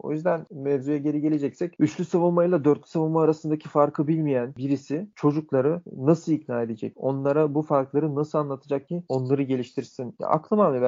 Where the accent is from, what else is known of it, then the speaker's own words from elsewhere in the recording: Bulgaria; moved away; also born or lived in Sofia, Bulgaria / Germany; Slavia Sofya'da oynarken biz ailecek taşındık başka bir şehre. Yani memleket şehrimize taşındık. Çünkü Sofya bizim memleket şehrimiz değildi. İşte orada da sonra Ether'da oynamaya devam ettim